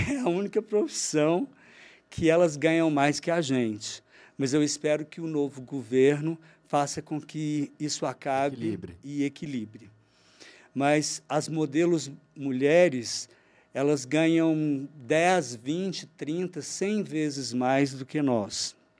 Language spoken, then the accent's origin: Portuguese; Uberlândia, Minas Gerais, Brazil; also born or lived in Rio de Janeiro; Naturalidade, Uberlândia, porque eu nasci aqui